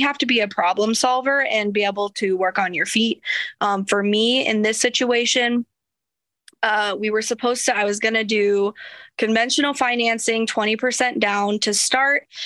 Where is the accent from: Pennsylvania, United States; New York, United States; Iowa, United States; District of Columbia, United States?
Iowa, United States; small town; I wrote the owner a love letter telling him that this was my hometown